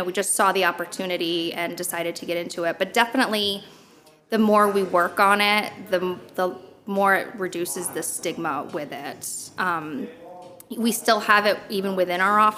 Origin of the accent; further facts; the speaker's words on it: Connecticut, United States; I'm from Connecticut